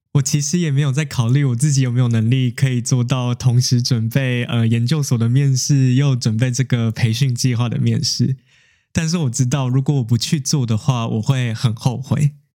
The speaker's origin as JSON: {"language": "Chinese", "country": "Taiwan", "said": "自从我回台湾之后"}